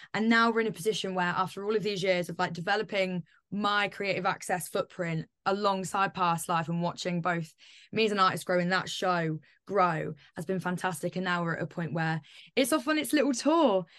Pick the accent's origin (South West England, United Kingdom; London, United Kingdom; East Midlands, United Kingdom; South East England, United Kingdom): East Midlands, United Kingdom; Northampton; moved away; I'm originally from Northampton